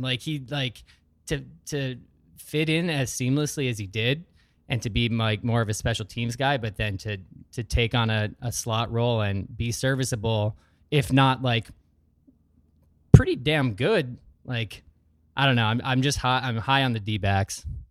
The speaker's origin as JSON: {"language": "English", "town": "Sheboygan", "region": "Wisconsin", "country": "United States", "tie": "born or raised there", "also_born_or_lived": "Wausau, Wisconsin", "said": "Most of my formative years were in the Sheboygan area"}